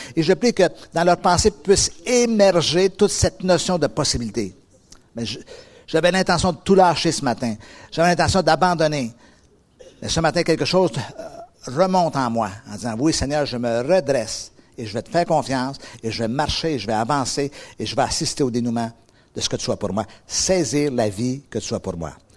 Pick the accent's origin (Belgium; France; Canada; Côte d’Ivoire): Canada; Quebec; moved away; moi, je viens d'Amérique